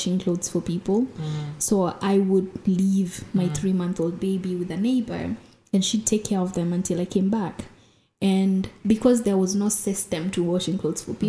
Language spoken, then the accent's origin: English; Nairobi, Kenya; growing up in Mukuru, another thing that helped was growing up in Kenya, we speak Sheng